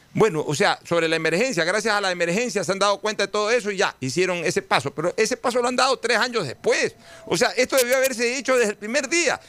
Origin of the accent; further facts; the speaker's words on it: Guayaquil, Guayas, Ecuador; como guayaquileño